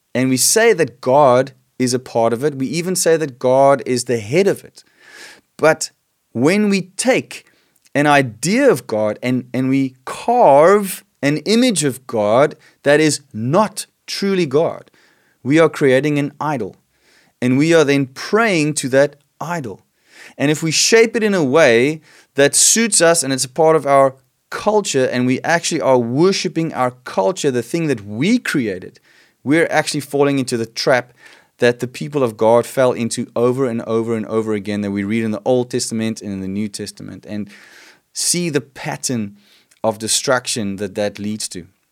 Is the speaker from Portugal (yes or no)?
no; South Africa; I love being South African. I love being Afrikaans and being in this nation